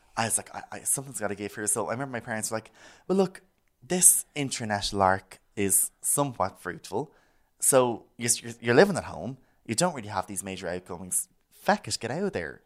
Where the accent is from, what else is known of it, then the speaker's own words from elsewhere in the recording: Malahide, Leinster, Ireland; I'm from Malahide